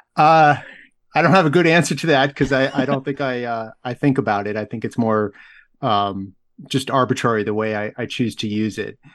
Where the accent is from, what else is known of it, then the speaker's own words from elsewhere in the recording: outside Boston, Massachusetts, United States; I grew up outside Boston